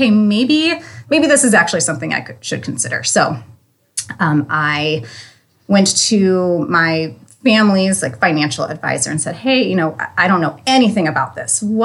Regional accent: Northeast Ohio, United States; also born or lived in Erie, Pennsylvania / St. Louis; I am originally from Northeast Ohio

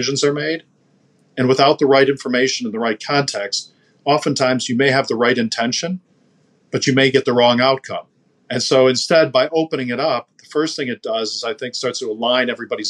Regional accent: United States; especially as an American

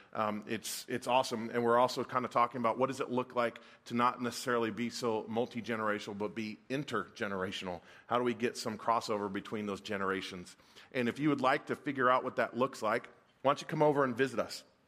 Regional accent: Folsom, California, United States; I grew up in the mid-eighties, and I grew up in Northern California

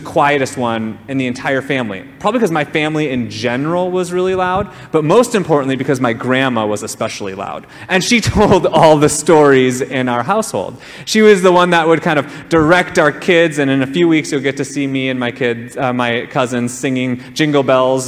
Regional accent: Minnesota, United States; moved away as an adult; also born or lived in Hawaii; now in Kailua, United States; my home state of Minnesota

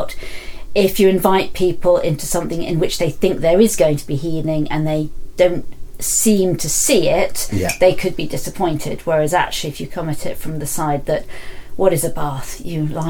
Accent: London, United Kingdom; moved away; I come from London

